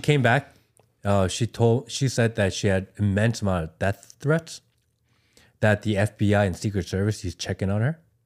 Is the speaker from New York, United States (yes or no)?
no; Ohio, United States; I grew up in Ohio, or I went to high school in Ohio